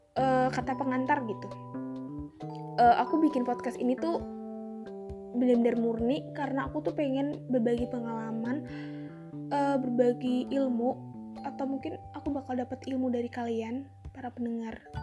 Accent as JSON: {"language": "Indonesian", "town": "Tegal", "region": "Central Java", "country": "Indonesia", "tie": "born or raised there", "accent": "ngapak", "said": "aku orang Tegal uh, asli Tegal uh, lahir di Tegal tapi keturunan Jawa alus jadi aku tuh orang ngapak"}